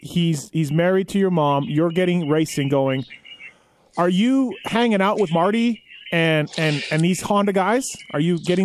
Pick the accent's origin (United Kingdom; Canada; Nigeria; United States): Canada; Now I'm from Canada